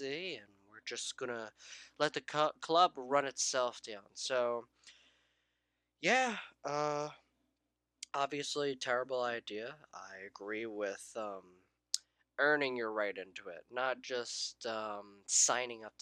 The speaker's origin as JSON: {"language": "English", "country": "United States", "said": "I'm from the United States"}